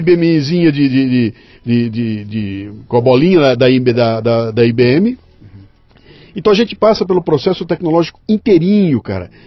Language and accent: Portuguese; Bauru, São Paulo, Brazil; Eu venho de Bauru.